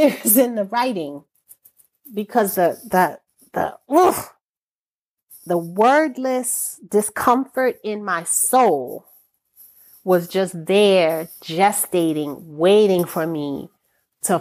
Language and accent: English; United States; I am American born of Caribbean descent